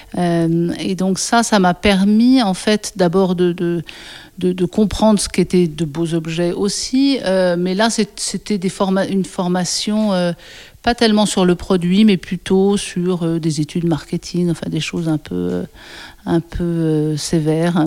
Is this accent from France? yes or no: yes; Ain, near Lyon, Auvergne-Rhône-Alpes, France; also born or lived in Paris; Je suis née à Paris, dans le premier arrondissement, mais on a déménagé assez rapidement. Euh, à côté de Lyon, dans un département qui s'appelle l'Ain, euh, et on habitait euh, une dépendance d'un château dans un petit village de 100 habitants pendant 16 ans.